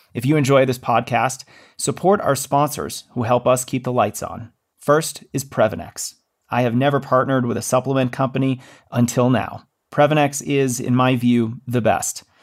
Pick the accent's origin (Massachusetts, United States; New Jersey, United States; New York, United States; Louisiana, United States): Massachusetts, United States; that's my home state